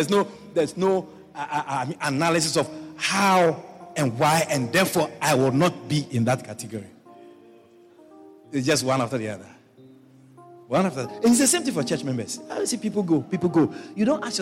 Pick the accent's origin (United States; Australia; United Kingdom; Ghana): Ghana; moved away; I was born in Ghana